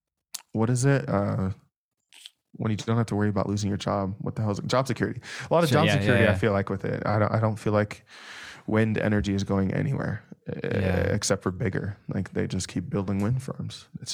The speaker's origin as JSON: {"language": "English", "region": "California", "country": "United States", "lives_now": "Hanna, United States", "said": "So I as I mentioned, I was from California. I was just outside of LA, but I took this job."}